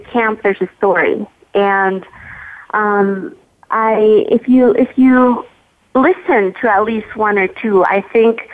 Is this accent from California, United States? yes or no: yes; San Diego, California, United States; my mom's from Tijuana. We grew up in San Diego.